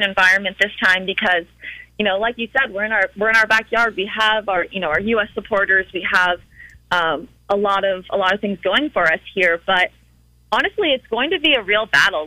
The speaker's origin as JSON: {"language": "English", "area": "Cape Cod", "region": "Massachusetts", "country": "United States", "said": "I'm from Massachusetts. I'm from Cape Cod"}